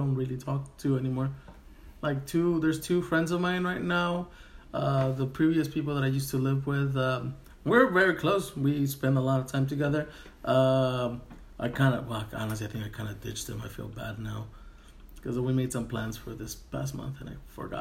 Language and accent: English; Mexico; moved away; I was born in Mexico. I was raised there.